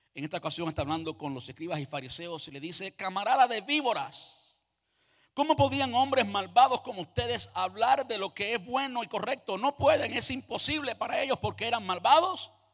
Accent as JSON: {"language": "Spanish", "country": "Cuba", "tie": "born or raised there", "moved": "yes", "said": "Yo nací en Cuba, me crié en Cuba"}